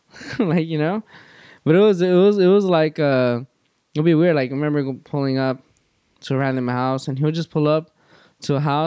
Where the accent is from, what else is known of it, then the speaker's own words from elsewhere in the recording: Los Angeles, California, United States; I'm born and raised in Van Nuys